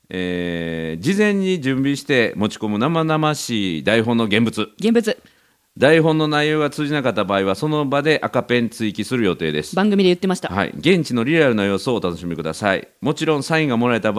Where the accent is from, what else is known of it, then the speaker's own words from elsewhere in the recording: Wakayama, Japan; 有田郡出身ですありがとうございます